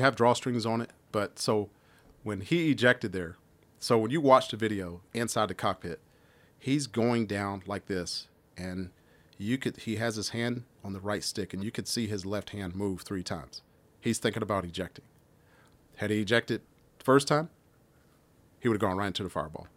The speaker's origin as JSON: {"language": "English", "town": "Washington", "region": "District of Columbia", "country": "United States", "tie": "born or raised there", "moved": "yes", "said": "I grew up in Washington, D C"}